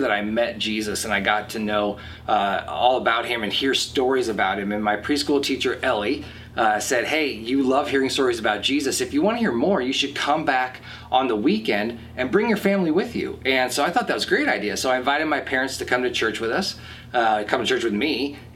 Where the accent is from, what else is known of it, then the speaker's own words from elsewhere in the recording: Lake Forest, United States; also born or lived in Wisconsin; although I was born in Wisconsin and we moved around a lot when I was a kid, I spent most of my life here in Lake Forest.